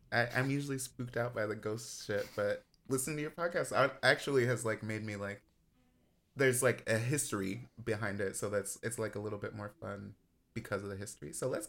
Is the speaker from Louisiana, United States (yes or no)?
yes; Baton Rouge, Louisiana, United States; born there; I love the South. I was born in Baton Rouge.